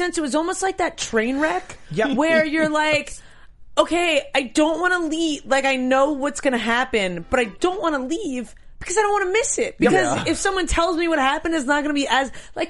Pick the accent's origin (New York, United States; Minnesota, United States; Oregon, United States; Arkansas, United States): New York, United States; I'm from New York.